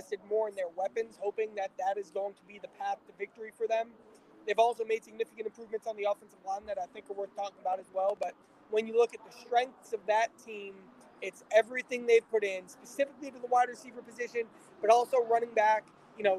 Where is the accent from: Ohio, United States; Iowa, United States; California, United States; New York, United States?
Ohio, United States; Cincinnati; I'm from Cincinnati.